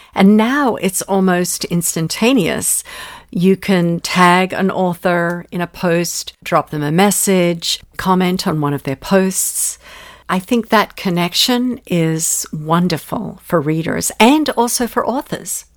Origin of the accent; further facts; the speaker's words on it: Ojai, California, United States; my hometown of Ojai